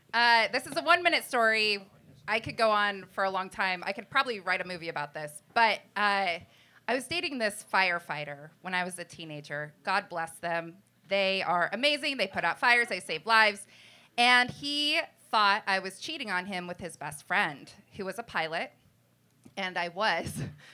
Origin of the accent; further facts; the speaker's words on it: Fairbanks, Alaska, United States; I'm born and raised in Alaska.